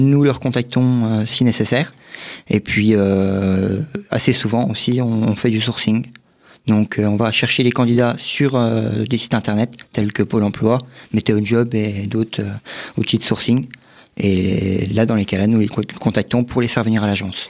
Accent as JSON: {"language": "French", "town": "Vittel", "region": "Grand Est", "country": "France", "tie": "born or raised there"}